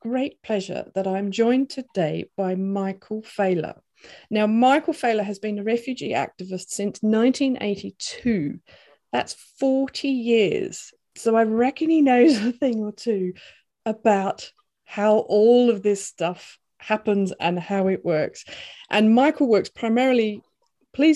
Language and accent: English; Australia; I grew up in Australia being proud of our history of helping refugees